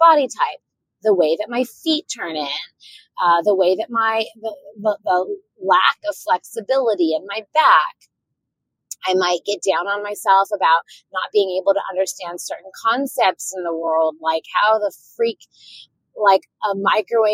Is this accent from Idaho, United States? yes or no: no; Orange County, Southern California, United States; I grew up in Southern California in Orange County, and it was a predominantly Caucasian area at the time